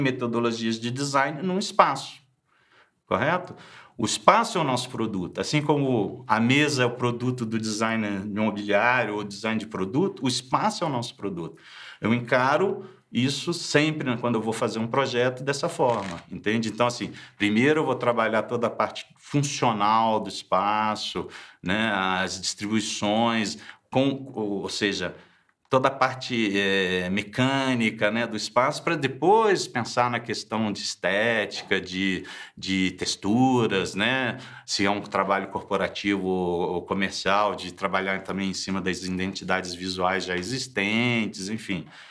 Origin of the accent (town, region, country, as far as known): Rio de Janeiro, Brazil; moved away as an adult; also born or lived in France